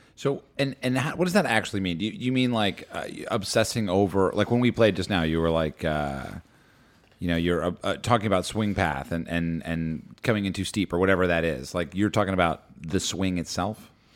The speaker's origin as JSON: {"language": "English", "town": "Madison", "region": "New Jersey", "country": "United States", "tie": "born or raised there", "said": "I grew up in Madison, two towns over from Short Hills"}